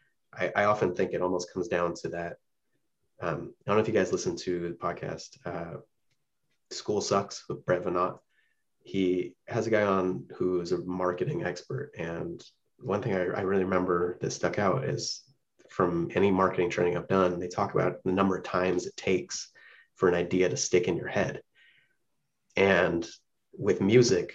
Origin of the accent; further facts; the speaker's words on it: West Coast, United States; For me, growing up on the West Coast